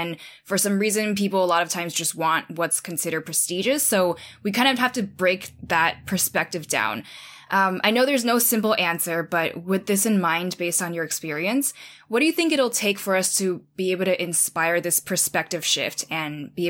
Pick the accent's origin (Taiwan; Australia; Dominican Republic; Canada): Taiwan; Well, to be honest, I grew up in Taiwan